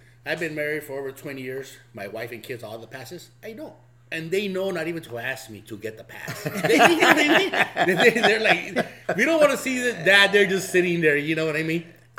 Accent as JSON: {"language": "English", "town": "Los Angeles", "region": "California", "country": "United States", "tie": "born or raised there", "said": "We grew up in East LA."}